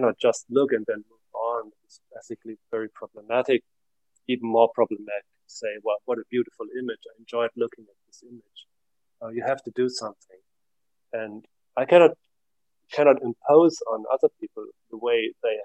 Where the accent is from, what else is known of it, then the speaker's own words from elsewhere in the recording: Germany; now in Finland; I'm living in Finland. I come from Germany. I live in Finland.